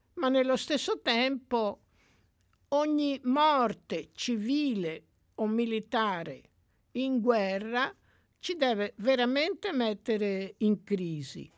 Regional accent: Tuscany, Italy; io sono cresciuta in, in Toscana

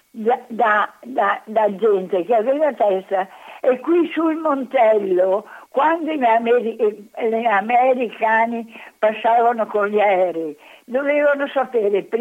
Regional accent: Venice, Veneto, Italy; io sono nata a Venezia

